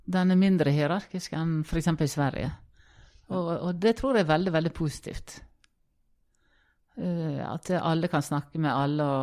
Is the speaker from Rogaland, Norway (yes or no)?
no; Ålesund, Møre og Romsdal, Norway; moved away; Født og oppvokst i Ålesund.